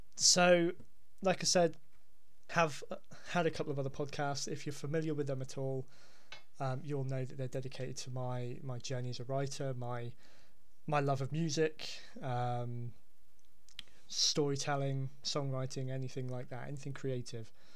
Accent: Hampshire, South East England, United Kingdom; now in Devon, United Kingdom; I'm originally from from Hampshire

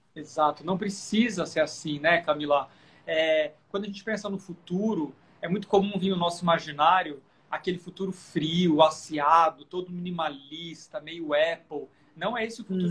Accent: Sorocaba, São Paulo, Brazil; fui criado no interior, eu sou de Sorocaba.

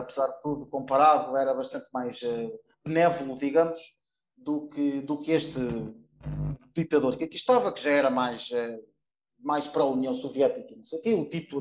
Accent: Portugal; moved away as an adult; also born or lived in Serbia / North Macedonia / Albania / Kosovo; now in Sofia, Bulgaria; eu sou português, obviamente

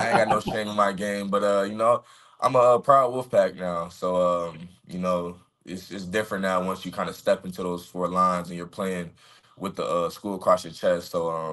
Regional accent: Cary, North Carolina, United States; moved away as an adult; also born or lived in Tempe, Arizona; my hometown

